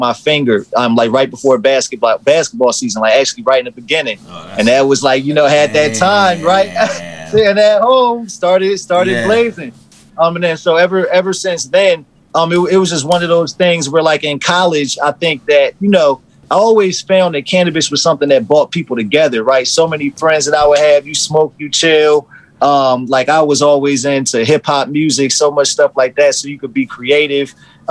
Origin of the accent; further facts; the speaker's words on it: Trenton, New Jersey, United States; growing up in Trenton, like being arrested